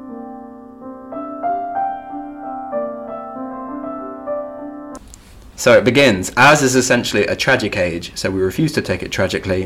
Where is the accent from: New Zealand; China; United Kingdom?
United Kingdom; Leicester, East Midlands; I was born in Leicester